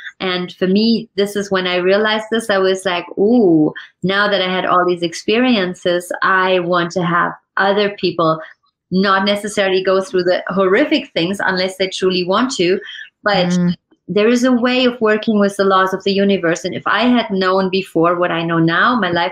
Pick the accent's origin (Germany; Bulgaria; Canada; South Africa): Germany; also born or lived in France; now in United States; I was born in Germany.